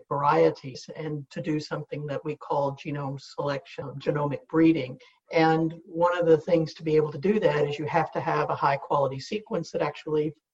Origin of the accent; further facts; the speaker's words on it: Southwest Oklahoma, United States; I grew up in Southwest Oklahoma